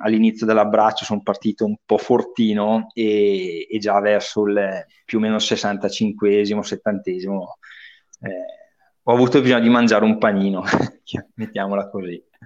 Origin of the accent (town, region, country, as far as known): Bergamo, Lombardy, Italy